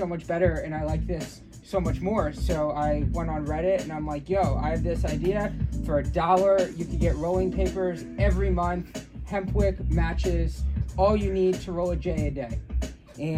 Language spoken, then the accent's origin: English; Gaithersburg, Maryland, United States; moved away as an adult; now in Los Angeles, United States; I grew up in Maryland